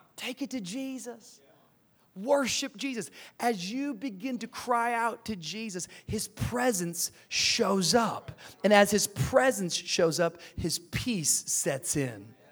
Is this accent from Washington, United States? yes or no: yes; Tacoma, Washington, United States; also born or lived in Miami, Florida; now in Los Angeles, United States; I grew up in the Pacific Northwest, Tacoma, Washington area